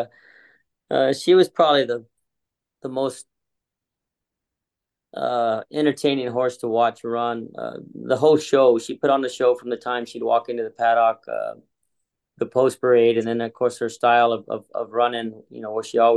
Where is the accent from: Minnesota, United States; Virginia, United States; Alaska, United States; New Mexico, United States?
New Mexico, United States; Dexter; now in California, United States; I grew up in New Mexico on a ranch, a little town outside of Roswell called Dexter